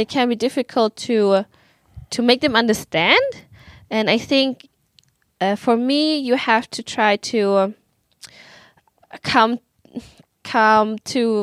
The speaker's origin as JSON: {"language": "English", "country": "Germany", "tie": "born or raised there", "moved": "yes", "said": "when I grew up in Germany, in the subculture of Vietnamese people"}